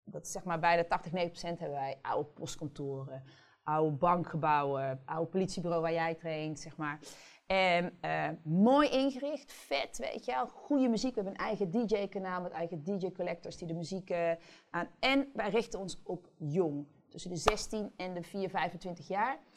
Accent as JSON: {"language": "Dutch", "region": "Limburg", "country": "Netherlands", "said": "ik kom uit Limburg."}